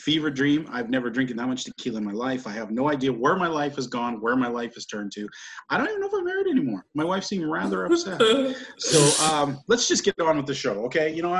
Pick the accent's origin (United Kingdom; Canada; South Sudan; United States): Canada; I'm a Canadian